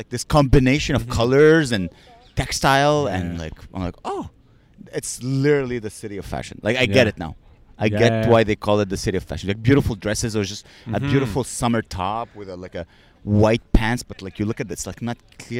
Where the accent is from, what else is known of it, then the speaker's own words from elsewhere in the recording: United Kingdom; I'm British.